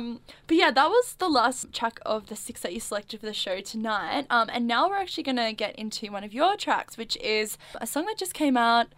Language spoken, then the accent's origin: English; Sydney, New South Wales, Australia; now in Melbourne, Australia; because I'm originally from Sydney